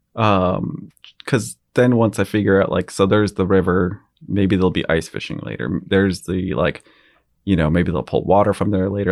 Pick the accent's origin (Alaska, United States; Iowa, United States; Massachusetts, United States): Alaska, United States; Girdwood; I grew up in Girdwood and I loved it